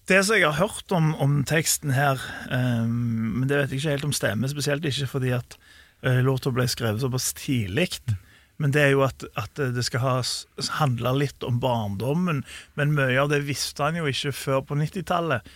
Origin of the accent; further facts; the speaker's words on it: Norway; vi er nordmenn